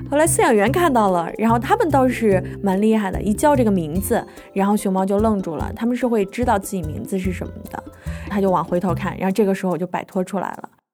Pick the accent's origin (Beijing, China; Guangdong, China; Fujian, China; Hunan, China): Beijing, China; also born or lived in Henan; now in Kunshan, China; 我老家其实不在北京，虽然我是长在北京吧，但是我爸妈他们原来是从河南来的